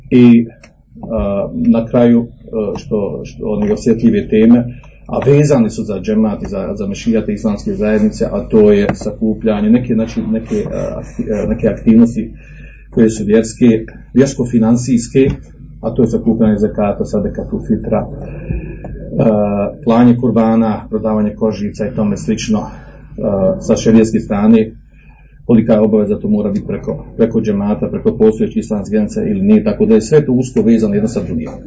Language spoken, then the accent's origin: Croatian; Bosnia & Herzegovina; kod nas u Bosni.